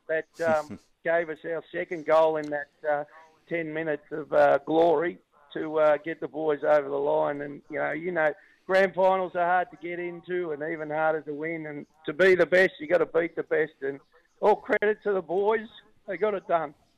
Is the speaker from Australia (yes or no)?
yes; Australia; I said I was from Australia